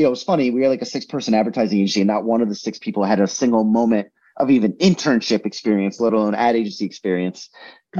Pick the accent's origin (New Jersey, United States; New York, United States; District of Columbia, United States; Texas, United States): New Jersey, United States; where I grew up in New Jersey was the middle of fucking nowhere